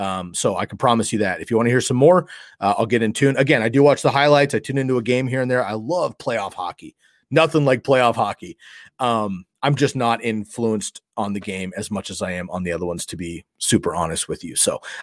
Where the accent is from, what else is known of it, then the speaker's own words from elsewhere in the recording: West Coast, United States; Again, I grew up on the West Coast. we have the San Jose Sharks that are about an hour and a half from where I grew up.